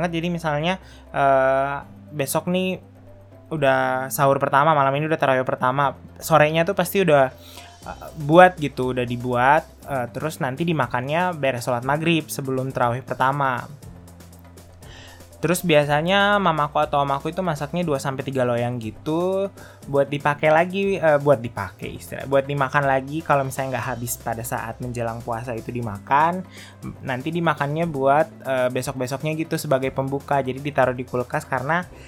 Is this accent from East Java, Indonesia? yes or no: no; Sorowako, South Sulawesi, Indonesia; moved away; Nah kalau di kampungku di Sorowako ada juga nih tradisi e, menjelang memasuki bulan Ramadan. Sebelum ngerantau dulu menjelang bulan Ramadan itu bukan munggahan